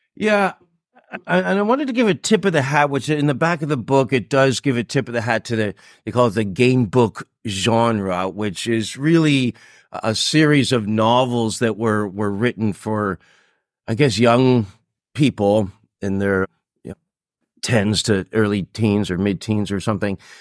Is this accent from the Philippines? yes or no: no; Toronto, Ontario, Canada; born or raised there; moved away as an adult; also born or lived in Japan; now in Singapore